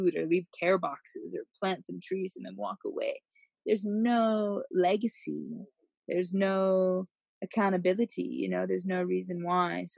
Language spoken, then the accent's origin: English; United States; moved away as an adult; now in Africa; coming in as an American